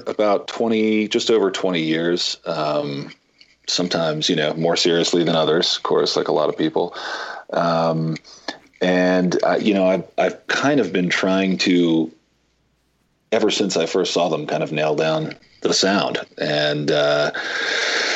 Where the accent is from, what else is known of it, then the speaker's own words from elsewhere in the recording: United States; We grew up right outside of New York City